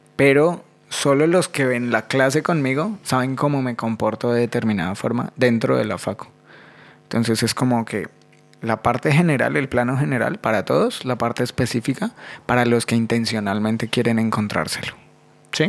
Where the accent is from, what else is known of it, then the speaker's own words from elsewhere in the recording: Colombia; now in Buenos Aires, Argentina; yo soy más colombiano que el ajiaco